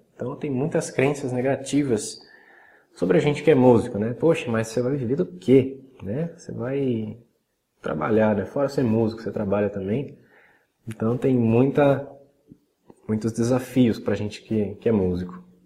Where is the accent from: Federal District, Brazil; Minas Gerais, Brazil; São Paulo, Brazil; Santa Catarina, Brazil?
São Paulo, Brazil; Salto; also born or lived in Cotia, São Paulo / Vargem Grande Paulista, São Paulo; a gente voltou para a cidade de Salto, no interior de São Paulo, que é onde eu estou até hoje.